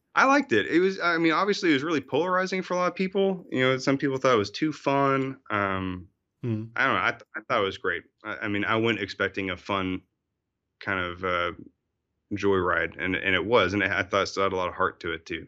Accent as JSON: {"language": "English", "town": "Fayetteville", "region": "Arkansas", "country": "United States", "tie": "born or raised there", "also_born_or_lived": "Austria", "moved": "yes", "said": "I grew up in uh, Fayetteville, Arkansas"}